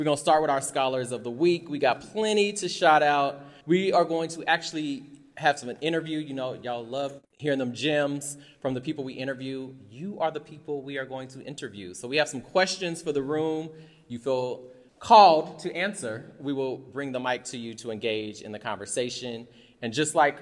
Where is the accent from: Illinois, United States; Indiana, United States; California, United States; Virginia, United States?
Indiana, United States; Indianapolis; I am from Indianapolis, Indiana, Nap Town. I'm a nap rat.